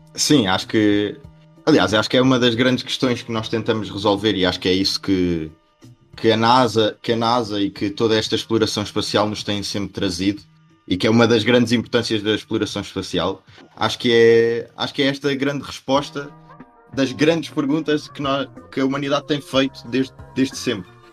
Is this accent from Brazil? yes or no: no; Portugal; nós, nós, enquanto portugueses